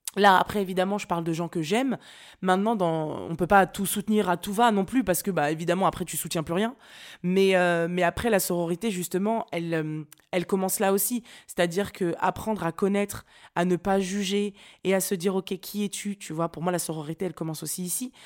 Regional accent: Nantes, Pays de la Loire, France; moved away; je viens de Nantes

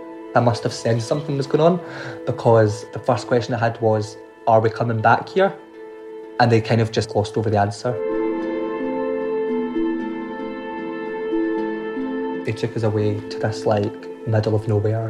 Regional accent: Glasgow, Scotland, United Kingdom; I grew up in Glasgow in a kind of housing estate

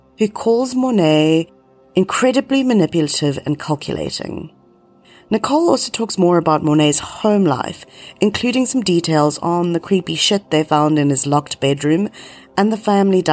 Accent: South Africa; my hometown was the center of the satanic church in South Africa

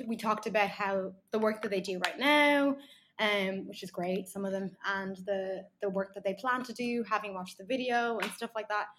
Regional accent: Ireland; I grew up in Ireland.

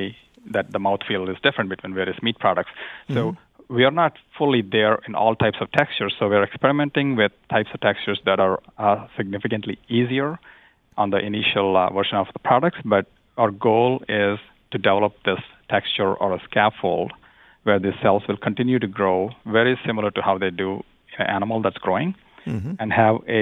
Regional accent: India; moved away; I grew up in India

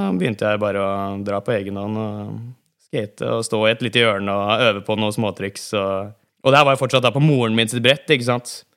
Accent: Bærum, Akershus, Norway; Jeg vokste opp på Bekkestua til Bærum

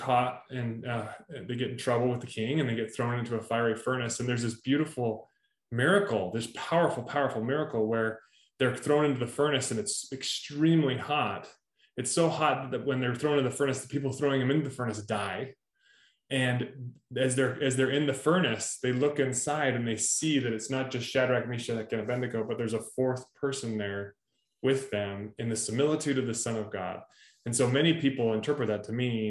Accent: Utah, United States; Growing up in Utah, I remember looking around at people and I remember being in the Provo bubble

